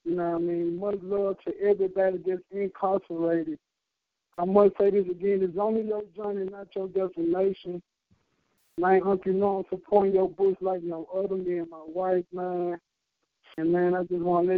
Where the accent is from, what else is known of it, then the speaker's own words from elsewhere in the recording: Memphis, Tennessee, United States; now in Atlanta, United States; I was young, growing up in Memphis